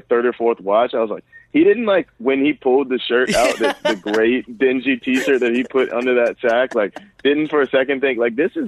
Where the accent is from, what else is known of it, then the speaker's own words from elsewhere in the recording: United States; I'm also an American